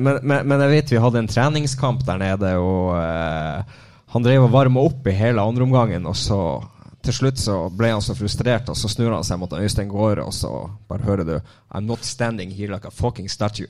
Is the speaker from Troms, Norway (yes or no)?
yes; Lyngen, Troms, Norway; jeg er fra Lyngen nå